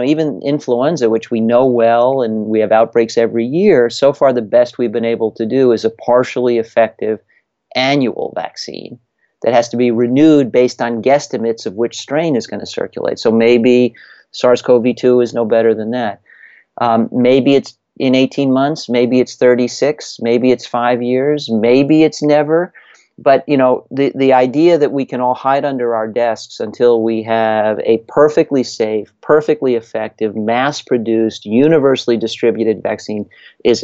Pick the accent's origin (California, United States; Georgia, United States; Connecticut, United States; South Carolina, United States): Connecticut, United States; my home state of Connecticut